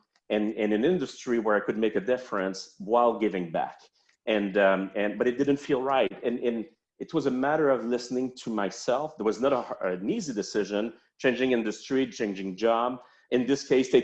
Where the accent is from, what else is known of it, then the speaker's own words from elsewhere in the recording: Montreal, Quebec, Canada; accent: French-Canadian; now in Charlotte, United States; I'm from Montreal